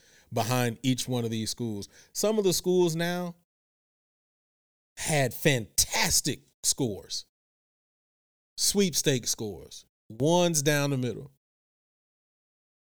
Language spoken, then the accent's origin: English; Houston, Texas, United States; also born or lived in Virginia; I'm a Texas boy, man. Born and raised in Texas, spent a couple of years in VA, but came back to Texas. H-Town all day